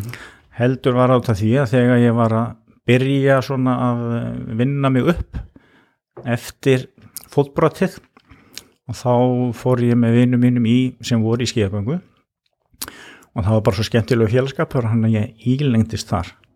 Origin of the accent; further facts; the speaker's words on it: Ólafsfjörður, Northeastern Region, Iceland; ég elst upp á Ólarsfyrði það sem er náttúrulega mikill skíða bær